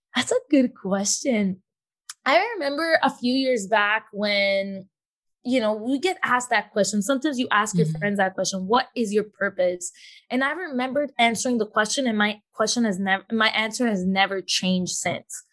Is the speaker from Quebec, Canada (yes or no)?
no; Toronto, Ontario, Canada; now in Fayetteville, United States; I'm born in Toronto, born and raised in Toronto, but living in Fayetteville, North Carolina right now